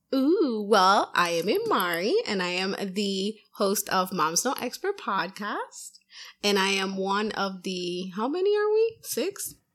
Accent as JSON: {"language": "English", "country": "Puerto Rico", "moved": "yes", "lives_now": "Massachusetts, United States", "said": "I'm from Puerto Rico"}